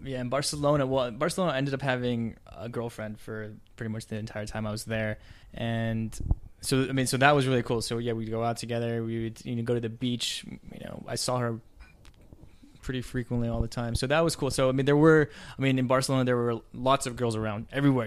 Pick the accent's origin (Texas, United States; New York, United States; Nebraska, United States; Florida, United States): Texas, United States; I'm from Texas, and even then it's cold in Texas.